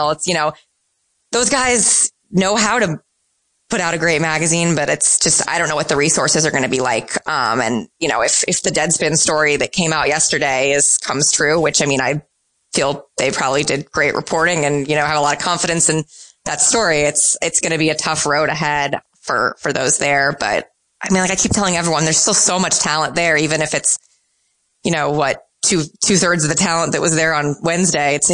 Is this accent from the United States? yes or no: yes; Midwest, United States; now in New York, United States; um, I'm a Midwesterner. Um, and I'm, I probably would make a poor New Yorker.